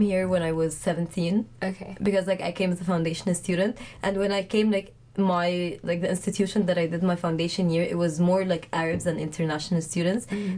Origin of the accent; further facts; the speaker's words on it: Egypt; now in United Kingdom; I'm from Egypt